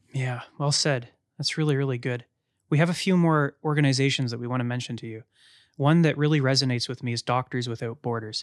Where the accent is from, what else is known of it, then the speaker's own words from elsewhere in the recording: London, Ontario, Canada; As a Canadian, as a privileged white man in London, Ontario, Canada